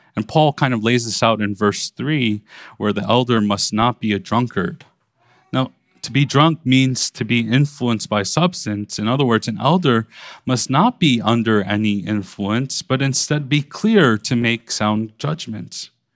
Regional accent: New York City, New York, United States; growing up in Brooklyn

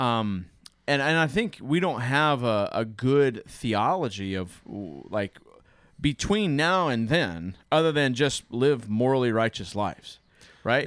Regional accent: United States; a boring white man from the United States

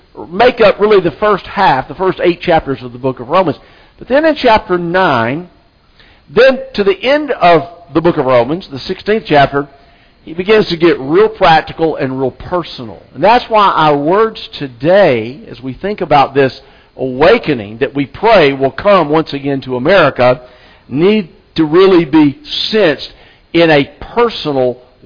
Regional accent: Anniston, Alabama, United States; now in South Carolina, United States; I'm from Alabama. The church I grew up in Anniston, Alabama

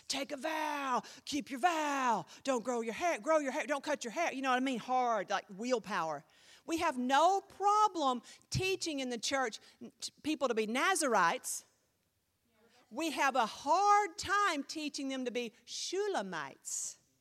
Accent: United States; I'm an American

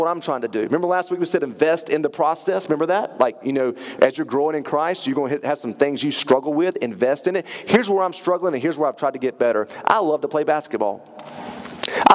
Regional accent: Turkey, North Carolina, United States; I grew up in Turkey, North Carolina.

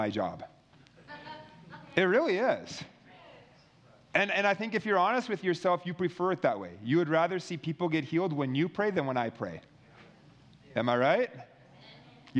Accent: Minnesota, United States; I was in my home state in Minnesota where I'm from

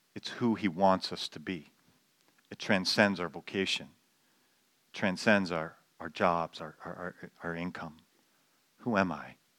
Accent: Canada; I don't cease to be a Canadian when I become a Christian

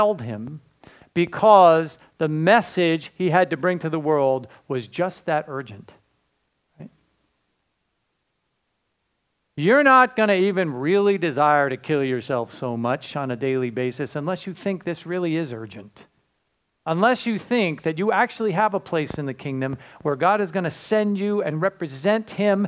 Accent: Cranston, Rhode Island, United States; moved away; I was raised in Rhode Island. Right over the border, right? You know. Anybody know Cranston? Yeah, that's my home

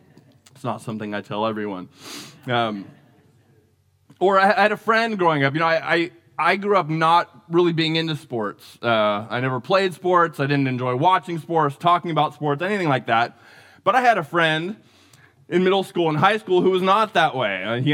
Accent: Santa Rosa, California, United States; I remember as a kid growing up in Larkfield in North Santa Rosa

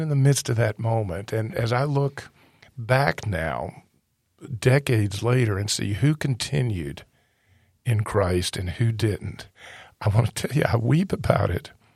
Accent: North Carolina, United States; I came to faith, uh, you know, as a high school student. I tell folks I was kind of living the North Carolina version of the movie

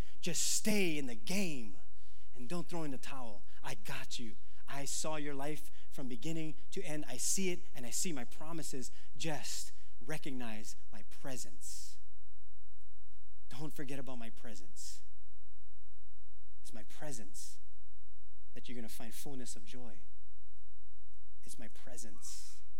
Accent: Philippines; I mean, I'm Filipino, but back then I was like Filipino.

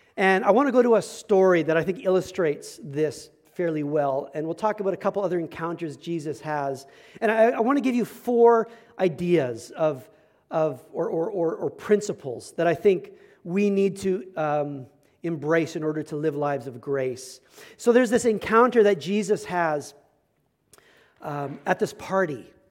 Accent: Medicine Hat, Alberta, Canada; I grew up in Medicine Hat, Alberta

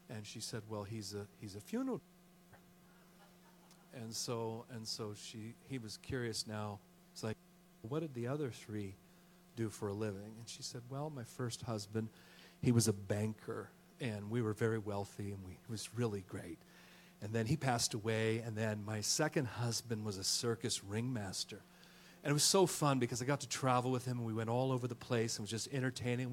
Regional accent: Oakland, California, United States; also born or lived in Georgia / Tennessee; now in Texas, United States; we're originally from the hood, and from Oakland, California, born and raised

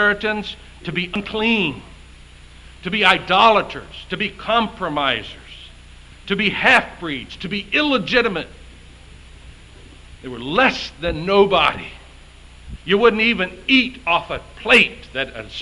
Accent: the South, United States; I grew up in the South

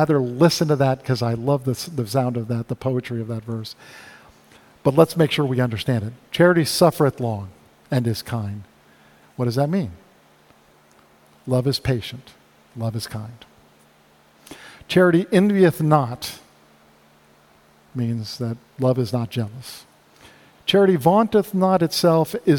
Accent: South Florida, United States; growing up in South Florida

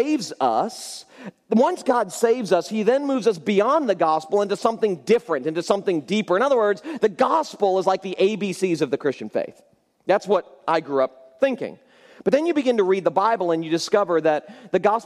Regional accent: Florida, United States; I grew up in Florida

